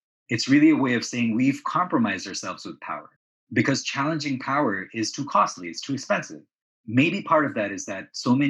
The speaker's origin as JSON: {"language": "English", "country": "Canada", "tie": "born or raised there", "also_born_or_lived": "Pakistan / Saudi Arabia", "said": "So although I was born in Pakistan, my early childhood was spent in Saudi Arabia. And then again, my father wanted to go to Canada."}